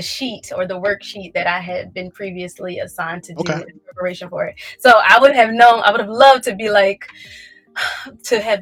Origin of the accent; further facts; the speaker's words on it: Philadelphia, Pennsylvania, United States; I'm from North Philly